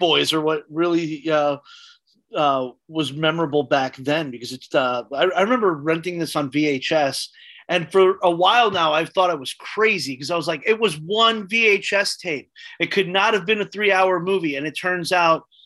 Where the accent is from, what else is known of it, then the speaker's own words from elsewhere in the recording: New York, United States; Growing up in New York